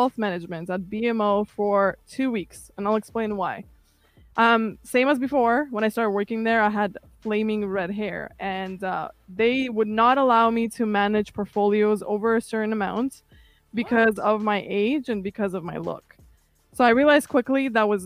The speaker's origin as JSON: {"language": "English", "country": "Kazakhstan", "tie": "born or raised there", "second_language": "English", "moved": "yes", "lives_now": "Toronto, Canada", "said": "I came from Kazakhstan in 2006. I actually barely spoke English when I first got here."}